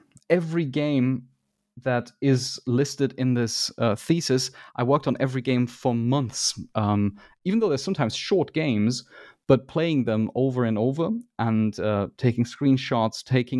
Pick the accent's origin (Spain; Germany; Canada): Germany; it might be that I'm biased because I am from Germany, but it appears to me that there is a lot of games research that comes from Germany.